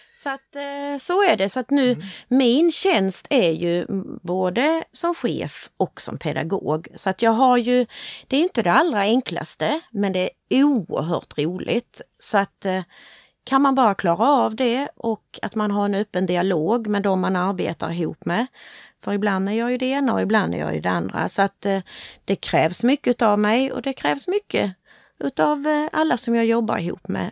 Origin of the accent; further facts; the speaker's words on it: Hässleholm, Skåne, Sweden; accent: Scanian; also born or lived in Motala; jag är född i Motala, men eh, mamma och pappa och jag, vi flyttade hit till Hässleholm när jag var tre år. så därför är jag ju hässleholmare